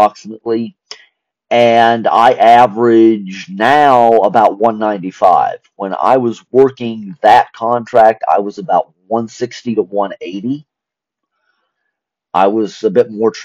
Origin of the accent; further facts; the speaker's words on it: Spencer, West Virginia, United States; moved away as an adult; also born or lived in North Carolina; we had moved to my hometown of Spencer, West Virginia